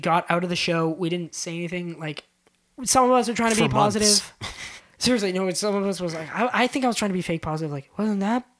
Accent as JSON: {"language": "English", "town": "Winnipeg", "region": "Manitoba", "country": "Canada", "said": "We're from Winnipeg."}